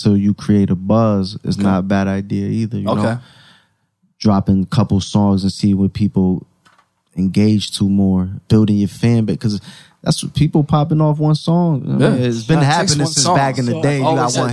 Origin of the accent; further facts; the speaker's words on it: Connecticut, United States; I'm from Connecticut